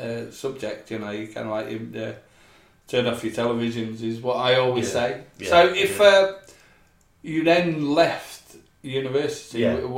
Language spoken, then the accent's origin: English; Scotland, United Kingdom; Because I grew up in Scotland